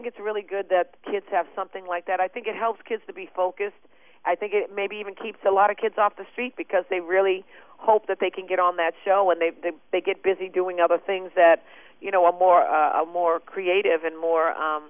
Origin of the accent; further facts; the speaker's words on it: Boston, Massachusetts, United States; now in Tennessee, United States; I grew up in Boston.